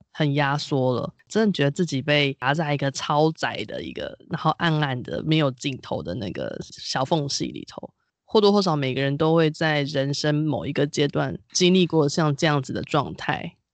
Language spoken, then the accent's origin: Chinese; Taiwan; 身为台湾人是岛屿的子民